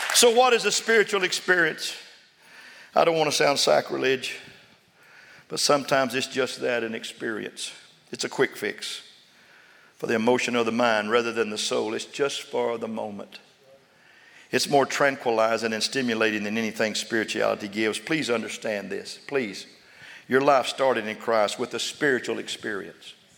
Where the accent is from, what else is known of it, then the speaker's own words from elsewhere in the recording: Sundown, Texas, United States; now in Austin, United States; I was raised in Sundown, Levelette